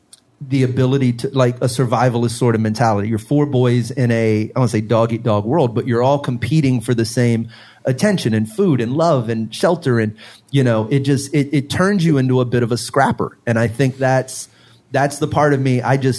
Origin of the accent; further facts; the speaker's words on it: Beaumont, Texas, United States; also born or lived in Orange; we moved to Beaumont from Orange, and my mom proceeded to raise four boys as a single parent